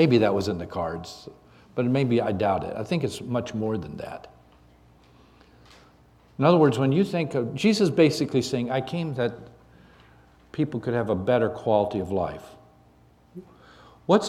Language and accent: English; Canada; also born or lived in Dallas, Texas; now in South Boston, United States; I grew up in Canada.